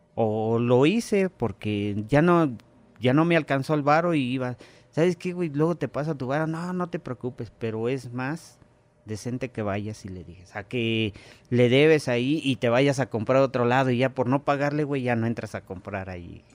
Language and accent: Spanish; Mexico; also born or lived in Xonacatlán, State of Mexico; como mexicano